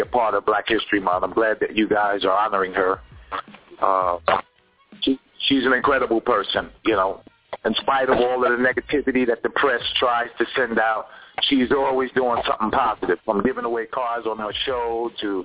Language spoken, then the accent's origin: English; New York, United States; I'm a New Yorker